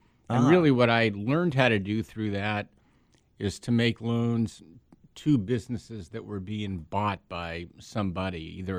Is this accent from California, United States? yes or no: yes; Pasadena, California, United States; now in San Diego, United States; Yeah, I'm from Pasadena, which now I look down on as greater Los Angeles because I find myself living from today and until the end of time with my family in the greatest place on the planet. But I did grow up in Pasadena.